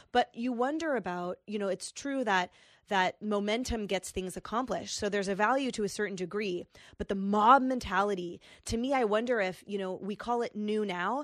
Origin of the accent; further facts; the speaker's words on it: Bay Area, California, United States; I grew up in the Bay Area